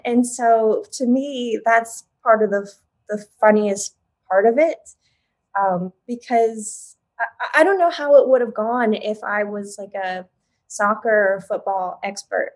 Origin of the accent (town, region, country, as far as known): Oklahoma, United States